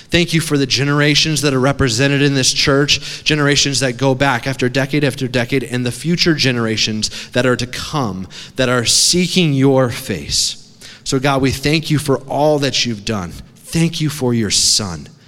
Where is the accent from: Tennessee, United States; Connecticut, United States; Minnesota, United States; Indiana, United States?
Connecticut, United States; also born or lived in Massachusetts / New York; Now, I grew up on the East Coast. It's cold water over there. I grew up in Connecticut, Massachusetts, New York.